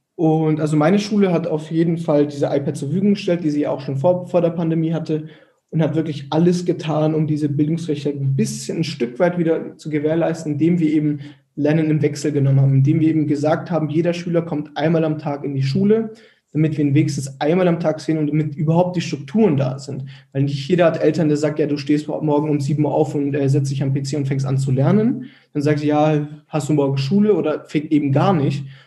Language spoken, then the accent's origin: German; Erlangen, Bavaria, Germany; bei uns in Erlangen